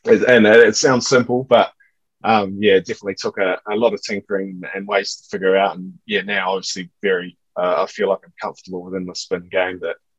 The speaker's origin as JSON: {"language": "English", "town": "Perth", "region": "Western Australia", "country": "Australia", "tie": "born or raised there", "said": "growing up in Perth, at high school anyway, you get the bounce where you can stay on top of it and sit back and do what you're doing."}